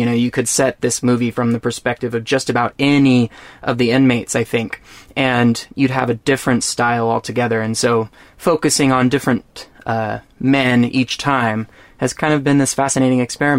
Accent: Texas, United States; I'm from Texas

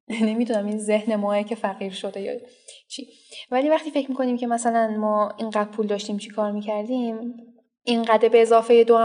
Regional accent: Iran; من به عنوان یک ایرانی قبول میکنم

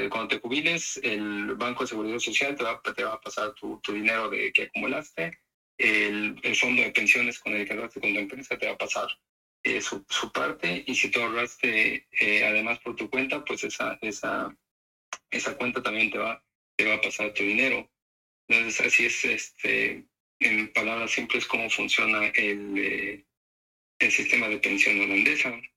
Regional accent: Mexico; now in Netherlands; nosotros somos mexicanos

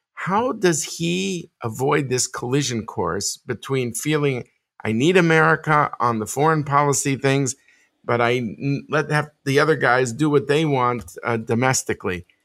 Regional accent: United States; as an American

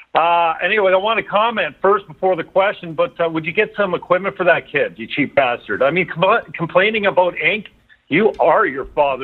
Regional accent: Ontario, Canada; now in St. Catharines, Canada; I am Canadian, calling from St. Catharines, south side of Lake Ontario, across the lake from Toronto, near Niagara Falls.

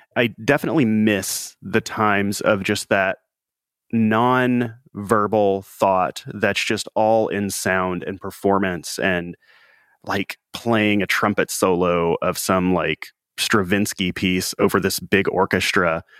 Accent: Mississippi Delta, around Memphis, Tennessee, Arkansas side, United States; I grew up in the Mississippi Delta on the Arkansas side, so in and around Memphis, Tennessee.

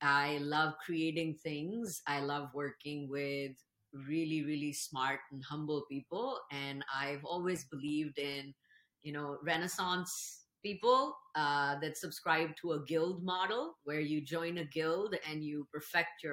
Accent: Pakistan; moved away as an adult; now in Seattle, United States; I grew up in Pakistan

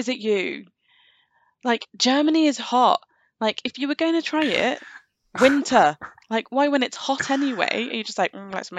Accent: England, United Kingdom; I am the English representative

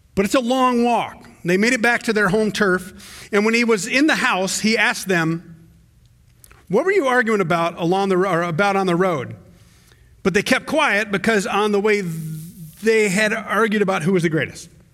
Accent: the South, United States; me growing up in the South

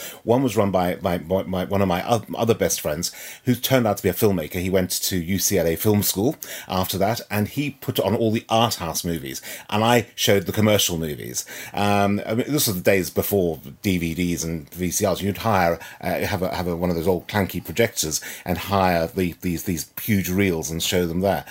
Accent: Johannesburg, Gauteng, South Africa; moved away; I was born and brought up in Johannesburg, South Africa

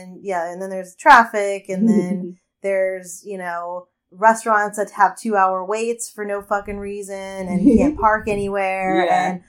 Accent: Santa Clarita, California, United States; moved away as an adult; also born or lived in Bay Area, California; I'm from Santa Clarita.

